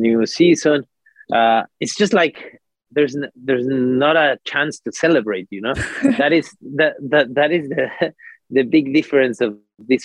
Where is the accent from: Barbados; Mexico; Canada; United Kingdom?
Mexico; I come from Mexico